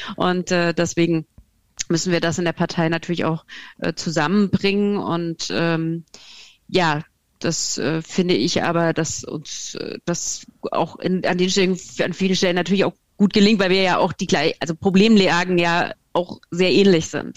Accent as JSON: {"language": "German", "region": "Hesse", "country": "Germany", "said": "ich komme aus Hessen"}